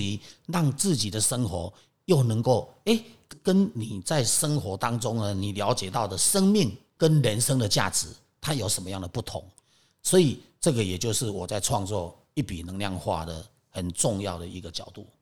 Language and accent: Chinese; Taiwan; 因为我是在台湾长大嘛